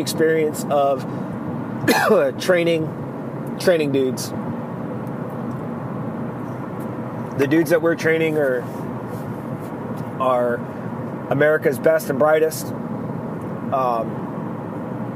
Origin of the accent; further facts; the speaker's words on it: Arizona, United States; I'm from Arizona, not Alabama, so my family tree does have branches